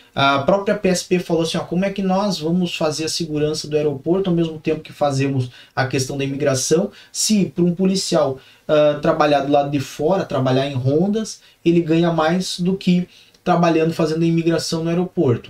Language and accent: Portuguese; Curitiba, Paraná, Brazil; minha terra natal é Curitiba, é onde nasci